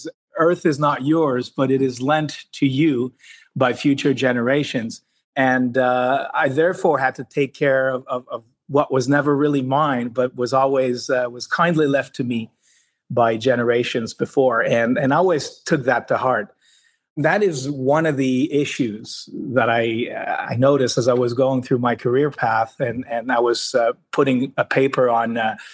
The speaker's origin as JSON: {"language": "English", "region": "Quebec", "country": "Canada", "also_born_or_lived": "Spain", "said": "I come from Quebec, from province of Canada, where water is abundant and associated to energy through our utility here, Hydro-Quebec"}